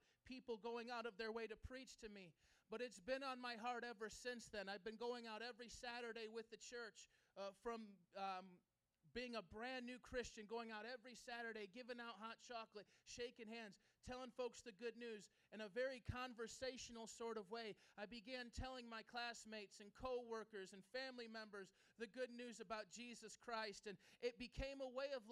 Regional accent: Chicago, Illinois, United States; I grew up in this neighborhood, right down Long, about three blocks. I grew up on Oakdale Avenue, three blocks away

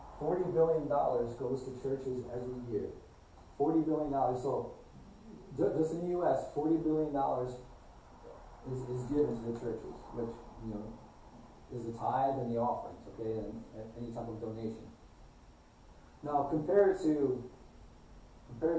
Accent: United States; as American Christians

